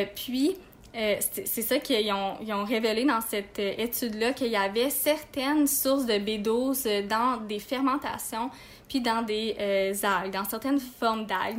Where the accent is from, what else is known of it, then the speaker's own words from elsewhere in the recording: Quebec, Canada; moved away as an adult; nous, on vient de Québec